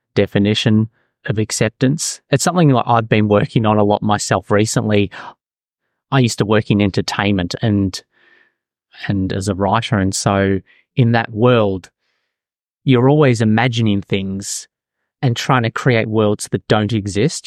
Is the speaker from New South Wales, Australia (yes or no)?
no; Melbourne, Victoria, Australia; now in Auckland, New Zealand; I'm originally from Melbourne, Australia